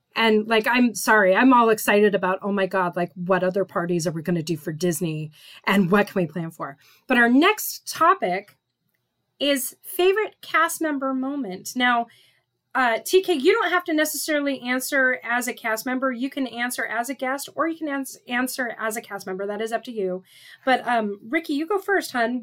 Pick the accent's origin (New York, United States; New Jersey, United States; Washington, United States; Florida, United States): Washington, United States; Seattle; we're both from Seattle area